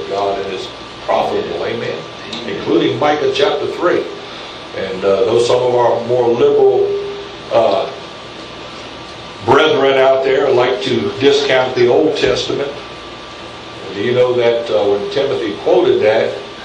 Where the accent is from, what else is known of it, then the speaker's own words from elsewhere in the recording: United States; I'm an American citizen of the United States